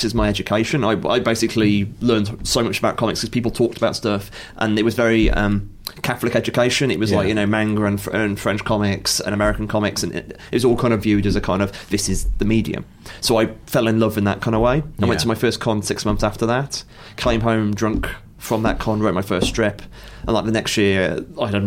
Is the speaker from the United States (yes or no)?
no; Stafford, West Midlands, United Kingdom; I'm from Stafford, and I don't believe it had a comic shop then.